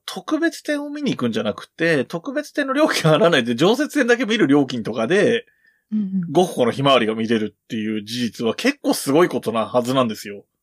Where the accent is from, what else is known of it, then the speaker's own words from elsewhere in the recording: Yamanashi, Japan; あと僕の地元の話をすると、えっ、ー、と、はい、山梨県は